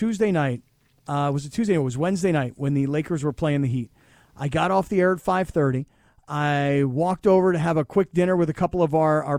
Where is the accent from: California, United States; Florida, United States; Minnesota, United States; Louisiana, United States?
Florida, United States; South; moved away; I grew up in South Florida.